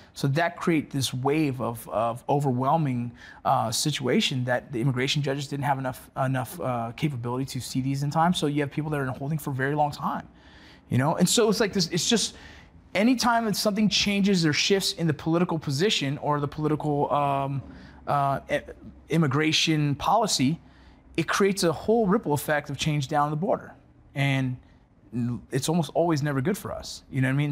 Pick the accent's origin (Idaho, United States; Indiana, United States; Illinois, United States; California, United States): California, United States; Los Angeles; growing up here in L A.